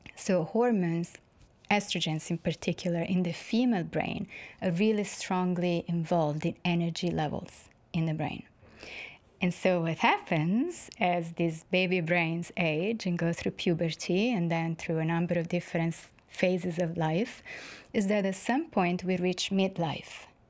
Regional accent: Florence, Tuscany, Italy; moved away; I'm from Florence in Italy

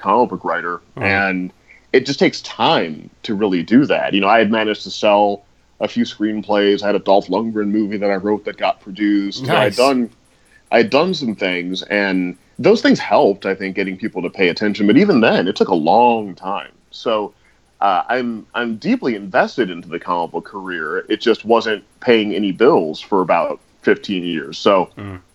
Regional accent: St. Louis, Missouri, United States; moved away as an adult; also born or lived in New York; I grew up in St. Louis, and I went to NYU

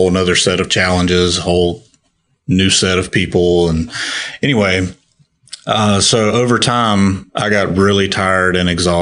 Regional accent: Perry, Florida, United States; we're from Perry, Florida, born and raised. And we've been there pretty much our whole lives except for college

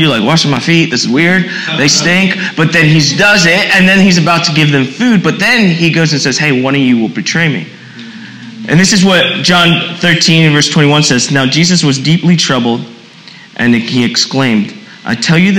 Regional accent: East Coast, United States; also born or lived in Puerto Rico; I'm from the East Coast

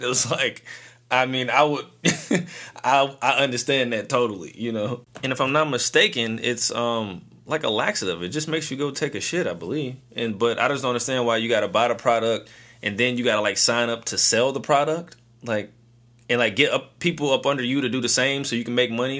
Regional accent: St. Louis, Missouri, United States; I am from St. Louis

